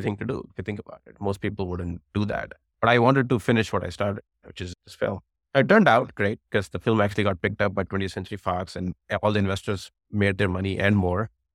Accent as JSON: {"language": "English", "town": "New Delhi", "region": "Delhi", "country": "India", "tie": "born or raised there", "moved": "as an adult", "lives_now": "United States", "said": "I grew up in New Delhi, where I did my engineering"}